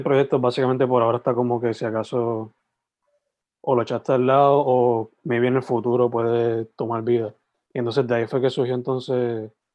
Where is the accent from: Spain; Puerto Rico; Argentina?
Puerto Rico; San Germán; yo originalmente pues soy de San Germán